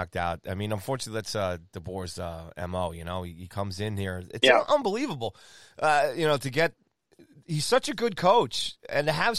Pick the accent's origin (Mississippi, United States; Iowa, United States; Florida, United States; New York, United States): New York, United States; Long Island; as a Long Islander, as a New Yorker